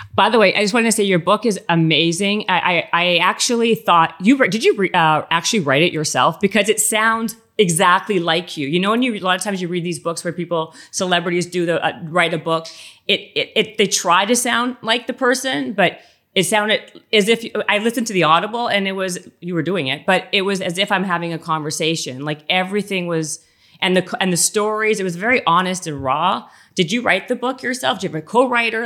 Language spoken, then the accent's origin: English; Winnipeg, Manitoba, Canada; moved away; also born or lived in Toronto; I'm from Winnipeg and then Toronto